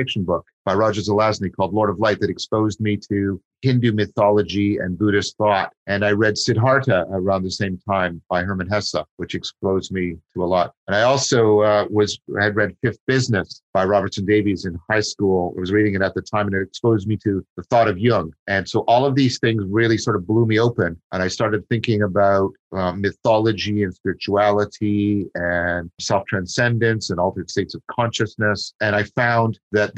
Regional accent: Dundas, Ontario, Canada; first language English; I grew up in Dundas in Canada, which is near Hamilton

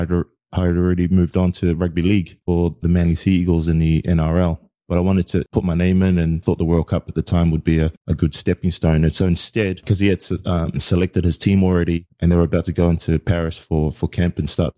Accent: American Samoa; born there; also born or lived in New Zealand; you know, I was born in American Samoa, so I possessed a US passport.

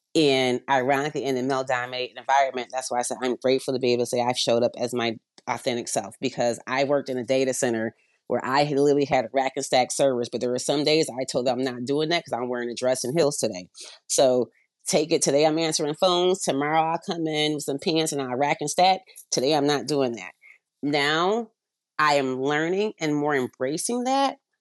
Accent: Avondale, Arizona, United States; moved away; also born or lived in upstate New York; We grew up in Avondale, Arizona, so we had some snakes in the backyard

